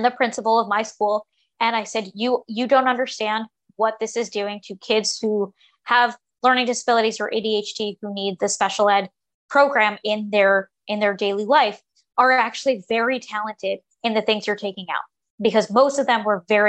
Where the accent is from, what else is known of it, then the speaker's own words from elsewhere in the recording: New York, United States; I'm from New York